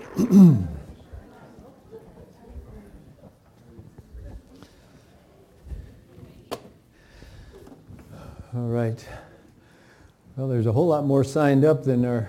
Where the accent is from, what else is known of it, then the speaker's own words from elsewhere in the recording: Michigan, United States; I grew up in Michigan where there were tornado seasons